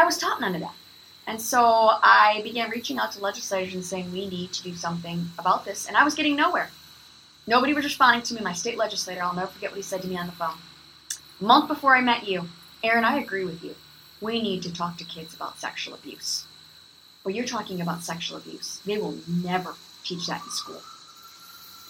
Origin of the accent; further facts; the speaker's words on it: Illinois, United States; my home state